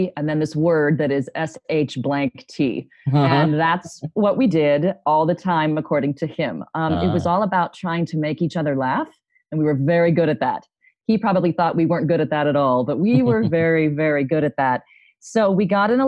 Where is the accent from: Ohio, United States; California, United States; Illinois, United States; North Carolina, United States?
Ohio, United States; Upper Arlington; now in Phoenix, United States; I am from Columbus, Ohio, but more specifically Upper Arlington, Ohio, which is sort of Norman Rockwell, USA